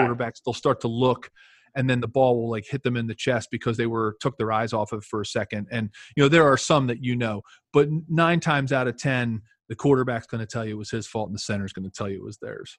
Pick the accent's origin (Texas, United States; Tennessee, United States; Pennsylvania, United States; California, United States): Pennsylvania, United States; Philadelphia; moved away; it's my hometown team where, where I grew up